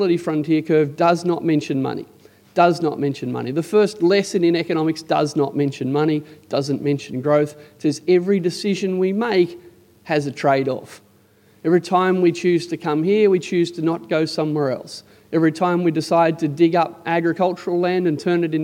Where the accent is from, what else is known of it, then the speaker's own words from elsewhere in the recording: Canberra, Australian Capital Territory, Australia; I'm from Canberra